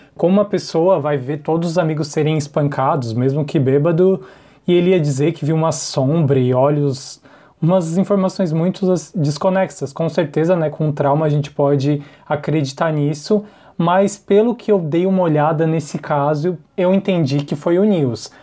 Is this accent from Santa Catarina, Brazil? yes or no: yes; Imbituba, Santa Catarina, Brazil; Eu sou de Santa Catarina, de Imbituba